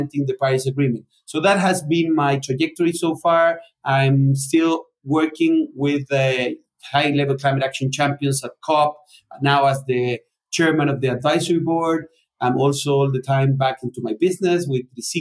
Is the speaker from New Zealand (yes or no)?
no; Chile; also born or lived in Spain / Argentina; I'm Chilean and Spaniard. I was born in Chile